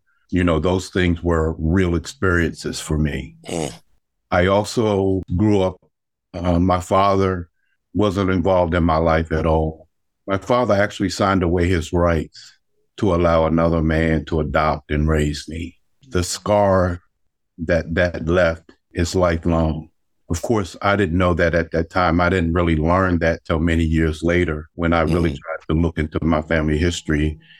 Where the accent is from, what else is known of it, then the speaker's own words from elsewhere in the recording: Alabama, United States; you know, I grew up in Alabama during the 1960s at the beginning of the civil rights movement.